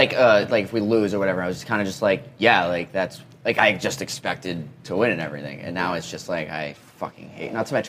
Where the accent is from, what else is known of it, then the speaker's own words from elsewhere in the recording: New England, United States; growing up in New England